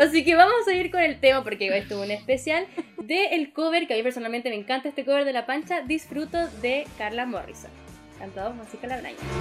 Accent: Chile; Como chilenos

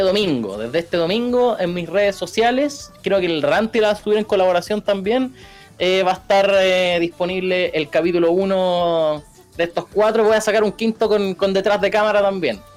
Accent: Rancagua, O'Higgins, Chile; yo soy de, yo soy, no sé si soy del sur, soy de Rancagua

